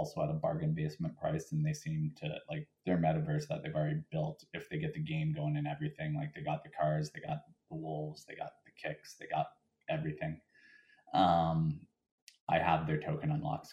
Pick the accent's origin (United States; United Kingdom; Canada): Canada; as a Canadian